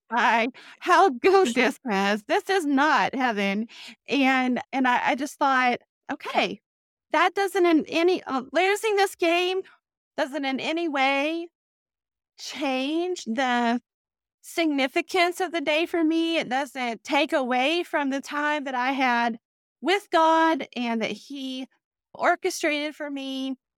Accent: Texas, United States; moved away as an adult; also born or lived in Durham, North Carolina; I grew up in Texas

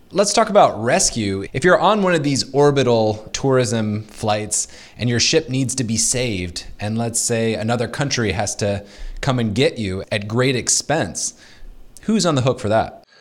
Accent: United States

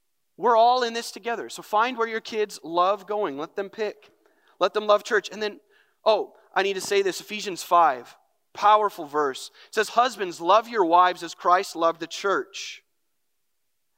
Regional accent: North Branch, Minnesota, United States; I grew up in North Branch, grew up in the youth ministry.

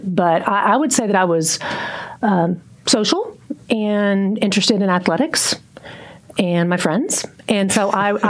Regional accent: Fort Worth, Texas, United States; also born or lived in Stephenville, Texas / Llano, Texas / Mansfield, Texas; I grew up in the southwest side of Fort Worth, went to Southwest High School

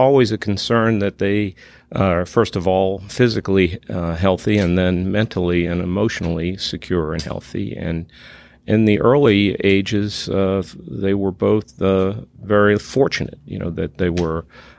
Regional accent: Massachusetts, United States; moved away as an adult; also born or lived in Colorado; now in Texas, United States; I grew up in south of Boston and Nantasket Beach.

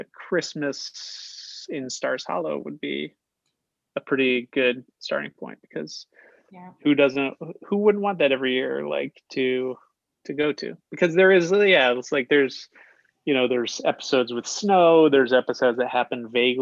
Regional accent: Shelton, Connecticut, United States; I'm from Shelton, home of the wiffle ball

